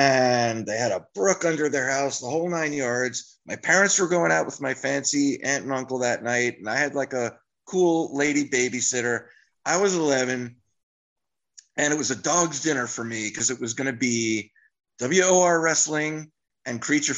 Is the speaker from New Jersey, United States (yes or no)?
yes; Union, New Jersey, United States; also born or lived in Miami, Florida; now in Florida, United States; I'm from Union, New Jersey, glorious Union, New Jersey.